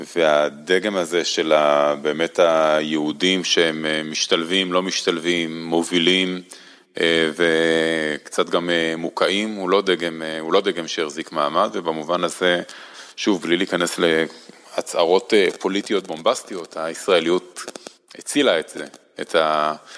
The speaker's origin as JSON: {"language": "Hebrew", "town": "Holon", "country": "Israel", "tie": "born or raised there", "also_born_or_lived": "Hashmonaim / Jerusalem / Washington", "said": "אני לא גדלתי בירושלים, גדלתי בחולון וחשמונאים"}